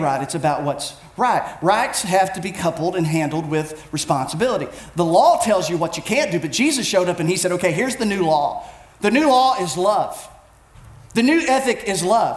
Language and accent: English; United States; as Americans, we are a people of rights